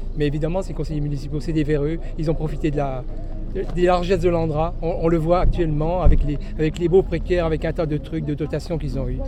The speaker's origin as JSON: {"language": "French", "town": "Mandres-en-Barrois", "region": "Grand Est", "country": "France", "said": "Je suis habitant de Mandre-Barrois"}